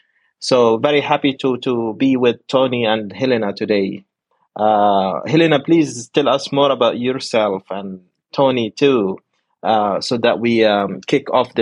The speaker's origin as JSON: {"language": "English", "town": "Gaza", "region": "Gaza Strip", "country": "Palestine", "tie": "born or raised there", "also_born_or_lived": "Malaysia / Turkey", "moved": "as an adult", "said": "I grew up in Gaza. My family is still in Gaza. We come from a town called Aqir in today's Israel. We've been living as refugees in Gaza for 75 years."}